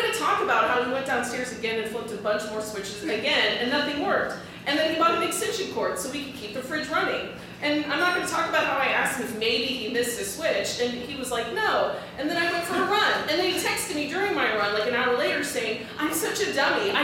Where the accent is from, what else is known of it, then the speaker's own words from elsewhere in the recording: Dallas, Texas, United States; I'm from Dallas